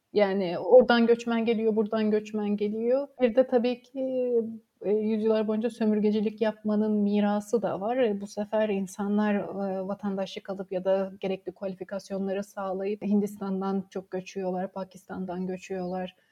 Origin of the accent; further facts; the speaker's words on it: Samsun, Turkey; moved away as an adult; also born or lived in Durham, United Kingdom / St Andrews, United Kingdom; Karadenizli olmamıza rağmen, ben de Samsun'da doğdum